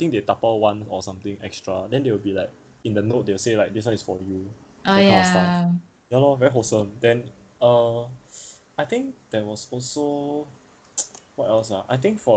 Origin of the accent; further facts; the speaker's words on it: Singapore; as a Singaporean, we tend to be very individualistic